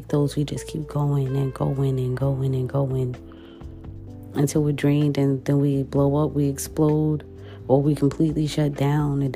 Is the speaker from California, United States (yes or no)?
no; New York City, New York, United States; as a New Yorker